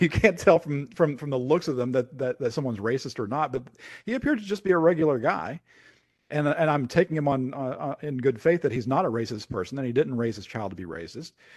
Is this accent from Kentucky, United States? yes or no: yes; Lexington, Kentucky, United States; my hometown, Lexington, Kentucky